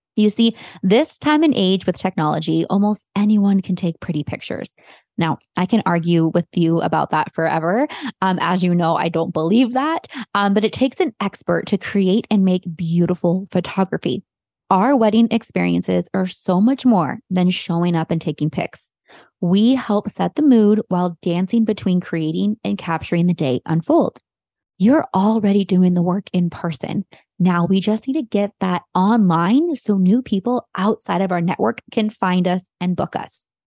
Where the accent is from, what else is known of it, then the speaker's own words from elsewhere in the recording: Morgan Hill, Santa Cruz, California, United States; Bay Area, but really Morgan Hill, Santa Cruz, that's where my hometown is.